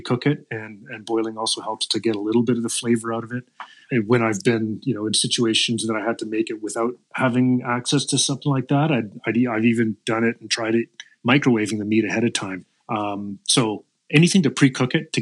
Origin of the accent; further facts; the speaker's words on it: the Maritimes, Canada; moved away as an adult; now in Saskatchewan, Canada; I grew up in the Maritimes